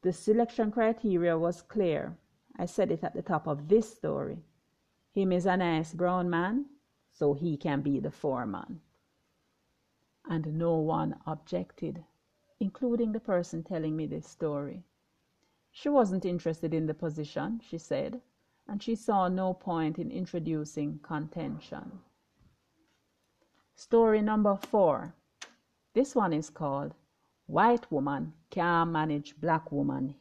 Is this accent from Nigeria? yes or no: no; Jamaica; also born or lived in Trinidad and Tobago / Grenada; I'm Jamaican